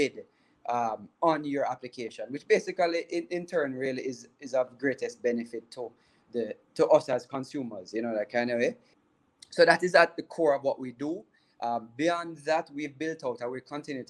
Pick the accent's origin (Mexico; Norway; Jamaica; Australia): Jamaica; also born or lived in Canada; being a Jamaican Canadian